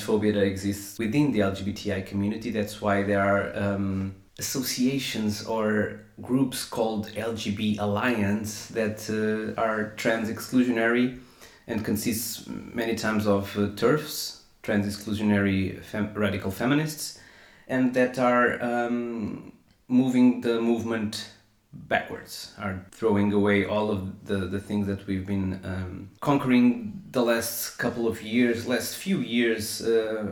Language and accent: English; Portugal